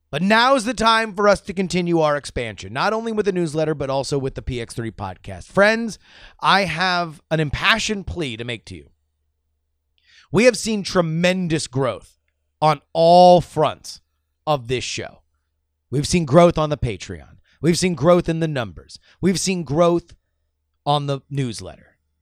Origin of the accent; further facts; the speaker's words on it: Florida, United States; my home state of Florida